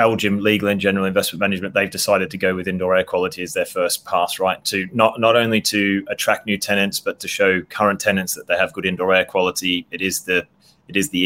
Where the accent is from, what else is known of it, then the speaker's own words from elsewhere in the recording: Australia; being an Aussie